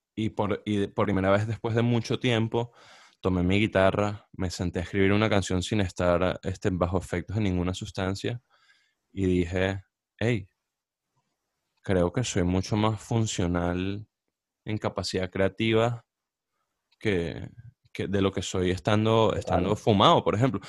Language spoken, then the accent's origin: Spanish; Barquisimeto, Lara, Venezuela; also born or lived in Caracas, Venezuela; now in United States; nosotros crecimos en Barquisimeto